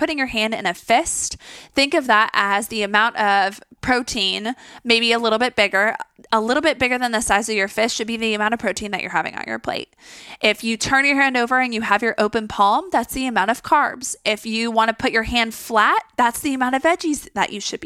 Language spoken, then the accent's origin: English; Texas, United States; I'm even from Texas.